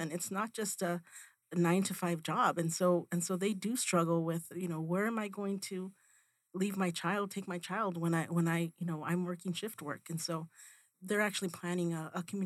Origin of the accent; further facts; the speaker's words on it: Mammoth, Arizona, United States; I grew up in Mammoth, Arizona, which is a mining town in Pinal County